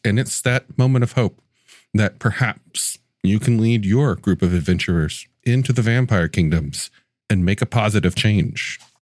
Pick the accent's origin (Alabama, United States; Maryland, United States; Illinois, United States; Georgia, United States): Alabama, United States; Mobile; my hometown of Mobile, Alabama